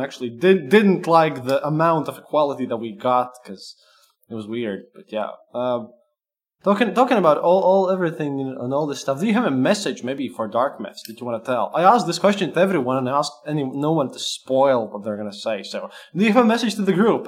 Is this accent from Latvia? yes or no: yes; Latvia; English is a second language; I'm a Latvian